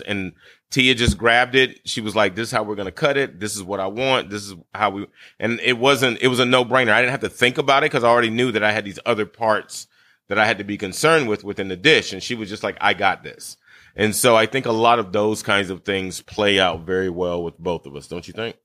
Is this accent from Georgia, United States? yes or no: yes; Brunswick, Georgia, United States; also born or lived in Bridgeport, Connecticut; I was born in Bridgeport, Connecticut, however, and moved to my family's land on my mother's side of the family in Brunswick, Georgia